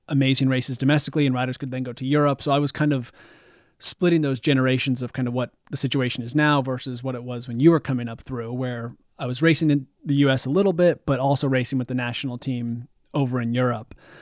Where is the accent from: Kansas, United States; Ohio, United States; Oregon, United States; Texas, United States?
Oregon, United States; Bend; also born or lived in northern Vermont; now in Vermont, United States; the street I grew up on in Bend, Oregon.